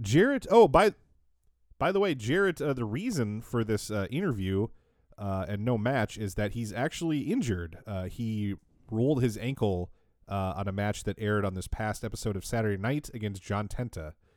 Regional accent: Minnesota, United States; I grew up Irish Catholic in Minnesota

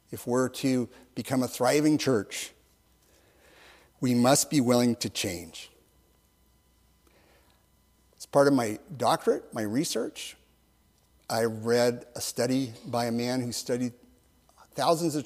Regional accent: Los Angeles, California, United States; I grew up in Los Angeles, and I grew up as a Lakers fan.

